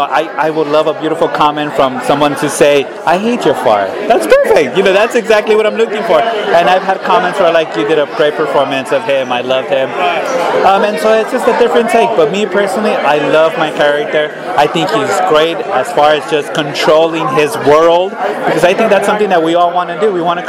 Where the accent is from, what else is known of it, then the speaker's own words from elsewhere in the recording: Los Angeles, California, United States; I grew up right here in East LA and Boyle Heights. I went to Evergreen Elementary here, Bowery Junior High, Roosevelt High School.